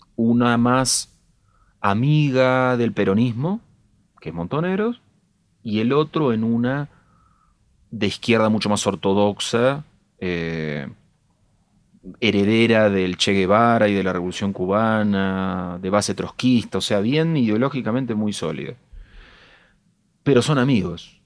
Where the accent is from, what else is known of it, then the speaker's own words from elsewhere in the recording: Castelar, Buenos Aires Province, Argentina; Soy de Castelar